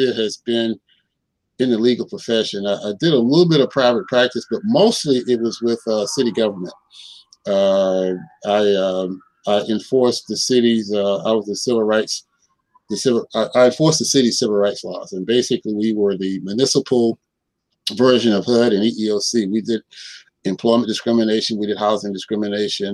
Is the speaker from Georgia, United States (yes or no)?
yes; Sandersville, Georgia, United States; moved away as an adult; also born or lived in Atlanta, Georgia / Lawrence, Kansas; now in Kansas City, United States; I'm originally from Sandersville, Georgia, who anybody that knows me will tell you that I always say it's the hometown of the Honorable Elijah Muhammad